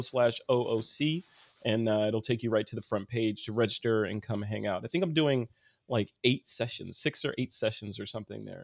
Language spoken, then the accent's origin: English; Chicago, Illinois, United States; moved away; I'm actually from Chicago